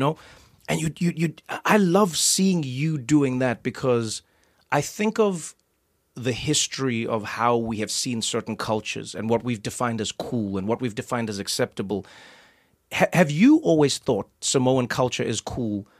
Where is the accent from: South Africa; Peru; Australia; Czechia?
South Africa; moved away; because I grew up in South Africa, I grew up watching rugby.